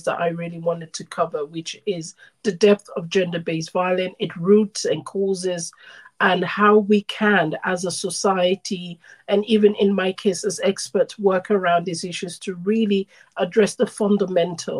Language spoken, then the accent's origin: English; Sierra Leone; I'm originally from Sierra Leone, West Africa.